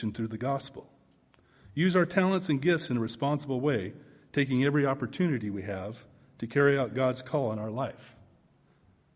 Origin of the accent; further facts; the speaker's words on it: Oregon, United States; moved away as an adult; now in Texas, United States; I was born and raised in the Northwest in Oregon